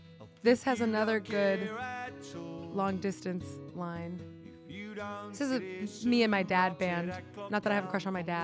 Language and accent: English; Miami, Florida, United States; I'm not from Chicago. I'm from Miami